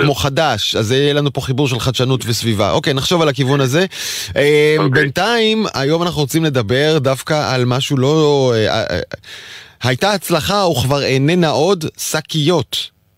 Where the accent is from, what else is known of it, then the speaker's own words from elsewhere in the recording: Israel; אני ישראלי